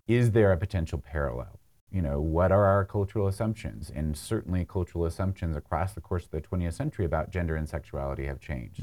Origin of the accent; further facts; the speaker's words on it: Hurricane, Utah, United States; I grew up in Hurricane